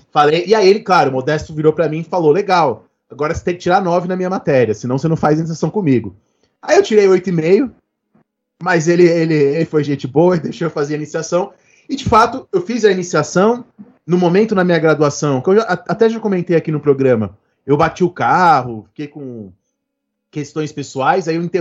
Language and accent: Portuguese; Brazil; Só que a gente é brasileiro, né?